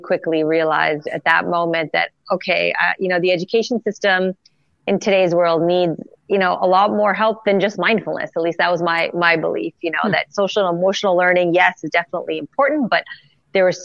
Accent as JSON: {"language": "English", "town": "Montreal", "region": "Quebec", "country": "Canada", "tie": "born or raised there", "said": "Born and raised in Montreal, Canada."}